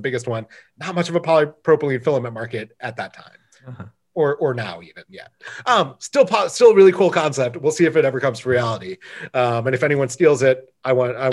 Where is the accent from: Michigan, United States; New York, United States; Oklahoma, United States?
Michigan, United States; now in California, United States; I grew up in Michigan, so I understand a Great Lake summer